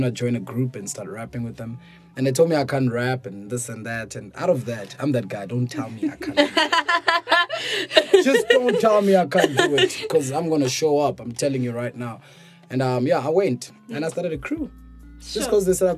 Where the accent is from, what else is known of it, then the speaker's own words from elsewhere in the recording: Pretoria, Gauteng, South Africa; now in Johannesburg, South Africa; I grew up in PTA, man, Pretoria